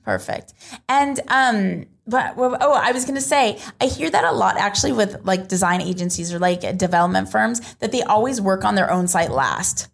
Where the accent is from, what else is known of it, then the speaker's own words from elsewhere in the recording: United States; where I'm from